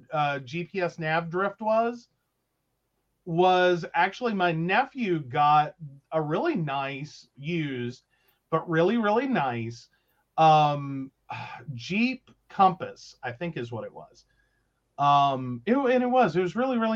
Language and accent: English; Princeton, West Virginia, United States; my hometown in Princeton